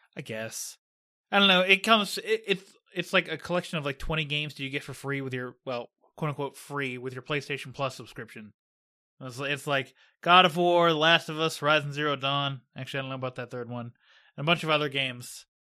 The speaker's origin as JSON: {"language": "English", "town": "Pittsburgh", "region": "Pennsylvania", "country": "United States", "tie": "born or raised there", "said": "my hometown"}